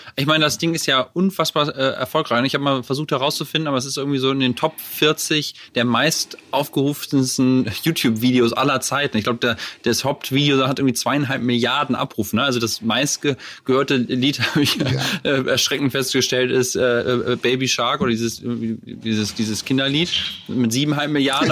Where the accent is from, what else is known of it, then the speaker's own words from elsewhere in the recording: Lower Saxony, Germany; also born or lived in Hamburg; wir kommen ja aus der ähnlichen Ecke, aus, äh, aus Niedersachsen